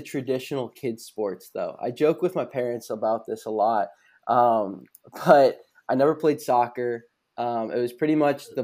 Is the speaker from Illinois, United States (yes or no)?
yes; Geneva, Illinois, United States; born or raised there; also born or lived in Naperville, Illinois / Glen Ellyn, Illinois